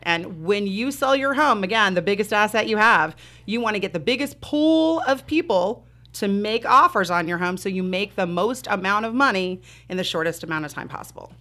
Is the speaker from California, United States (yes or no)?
yes; Southern California, United States; moved away as an adult; now in southwestern Pennsylvania, United States; I'm born and raised in Southern California